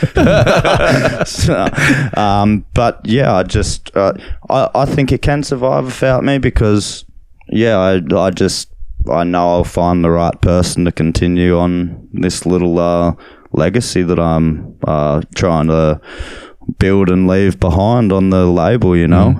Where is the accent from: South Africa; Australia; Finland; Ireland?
Australia; also born or lived in Berlin; now in Nerang, Australia; I was Australian